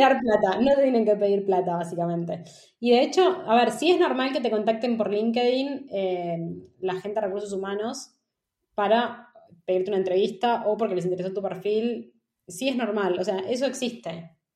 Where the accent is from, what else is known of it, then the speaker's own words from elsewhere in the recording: Buenos Aires, Argentina; moved away as an adult; now in Madrid, Spain; como argentinos no nos damos cuenta, o por lo menos como porteños